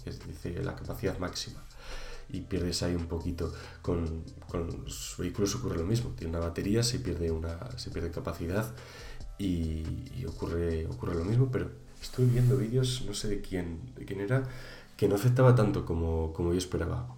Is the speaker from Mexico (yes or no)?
no; Valladolid, Castile and León, Spain; yo que soy de Valladolid